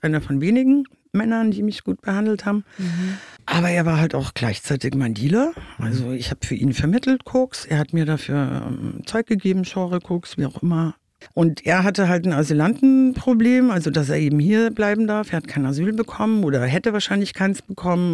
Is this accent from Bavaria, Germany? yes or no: yes; Munich, Bavaria, Germany; now in Wiesbaden, Germany; ursprünglich komme ich aus München